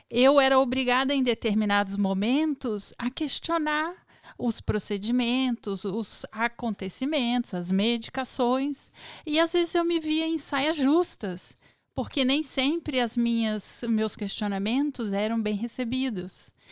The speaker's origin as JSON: {"language": "Portuguese", "region": "Federal District", "country": "Brazil", "said": "E é que brasiliense tem o hábito mesmo de imitar carioca, mas não assim uma imitação. A gente nasce imitando, então a gente é difícil mudar."}